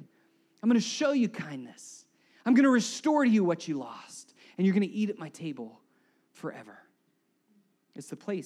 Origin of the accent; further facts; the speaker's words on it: United States; as Americans